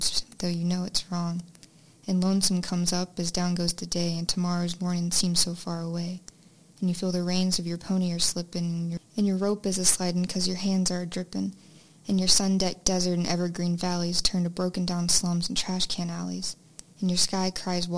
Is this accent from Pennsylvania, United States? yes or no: no; Alabama, United States; I was born in Alabama